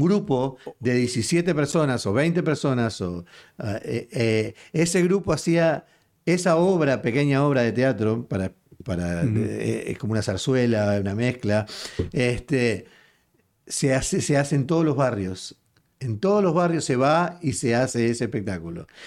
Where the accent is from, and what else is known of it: Uruguay; now in Houston, United States